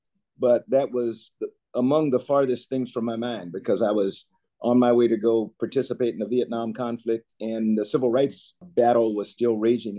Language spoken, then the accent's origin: English; South Carolina, United States; growing up in South Carolina